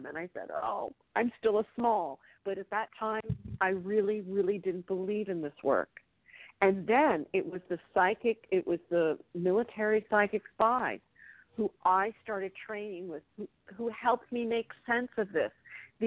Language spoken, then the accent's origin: English; Bedford, Pennsylvania, United States; I was raised in Bedford, Pennsylvania, in a small town